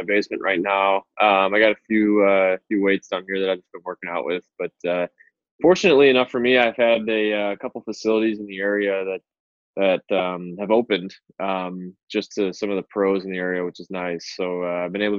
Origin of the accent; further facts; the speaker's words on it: Detroit, Michigan, United States; now in Chicago, United States; I actually grew up in Detroit, Michigan